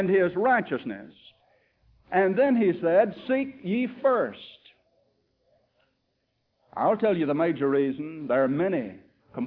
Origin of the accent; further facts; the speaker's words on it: United States; As an American